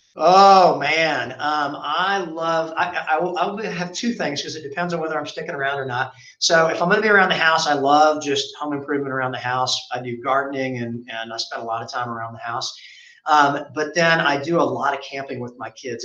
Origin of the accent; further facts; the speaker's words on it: Memphis, Tennessee, United States; moved away as an adult; also born or lived in Oxford, Mississippi; now in Dallas, United States; where I grew up in Memphis.